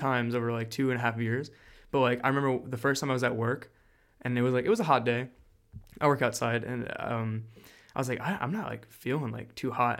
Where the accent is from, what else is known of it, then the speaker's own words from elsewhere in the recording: New Jersey, United States; also born or lived in Milford, Pennsylvania; now in Florida, United States; I'm from Jersey